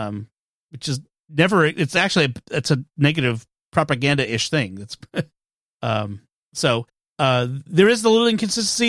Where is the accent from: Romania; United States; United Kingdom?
United States; Massachusetts; I'm from Massachusetts